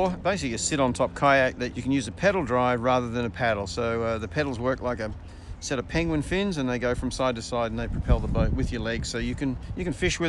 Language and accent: English; Perth, Western Australia, Australia; also born or lived in Anacortes, Washington, United States